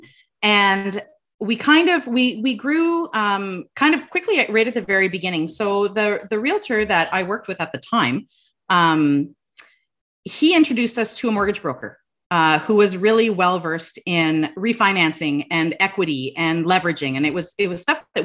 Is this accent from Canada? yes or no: yes; Sudbury, Ontario, Canada; we're from Sudbury